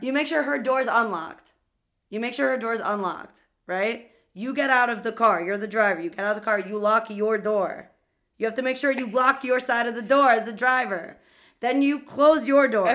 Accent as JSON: {"language": "English", "town": "New York City", "region": "New York", "country": "United States", "said": "I'm from Queens"}